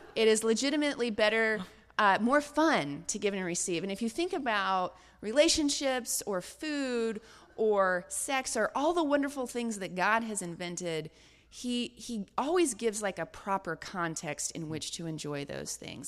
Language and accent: English; Deep South, United States; I, I grew up in the Deep South.